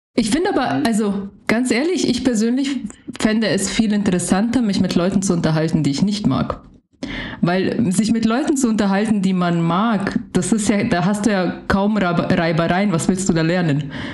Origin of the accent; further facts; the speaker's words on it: Germany; ich ja aufgewachsen bin in Deutschland